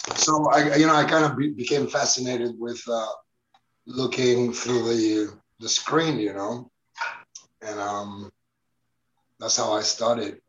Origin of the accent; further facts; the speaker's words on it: Barcelona, Catalonia, Spain; I was born in Barcelona in the 1970s